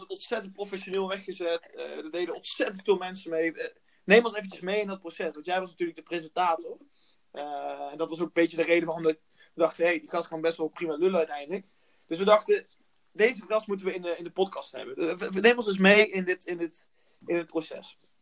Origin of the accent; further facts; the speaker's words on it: North Brabant, Netherlands; ik kom zelf uit Brabant